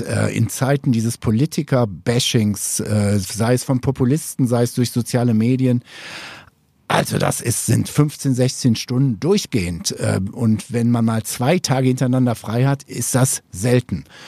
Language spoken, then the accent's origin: German; Upper Swabia, Baden-Württemberg, Germany; bei uns in Oberschwaben